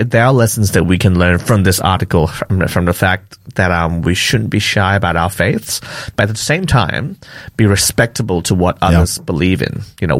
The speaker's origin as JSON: {"language": "English", "country": "Malaysia", "tie": "born or raised there", "moved": "yes", "said": "I grew up in Malaysia"}